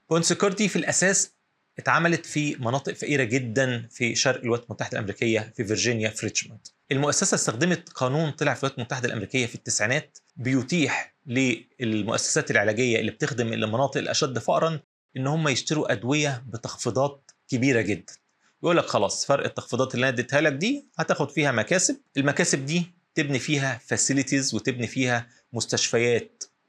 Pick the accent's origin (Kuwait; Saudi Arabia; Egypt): Egypt; هنا عندنا في مصر